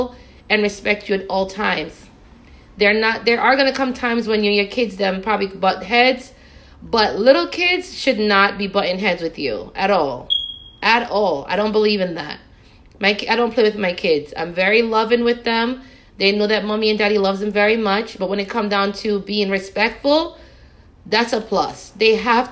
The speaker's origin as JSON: {"language": "English", "country": "Jamaica", "tie": "born or raised there", "said": "When I was growing up in Jamaica with my mother"}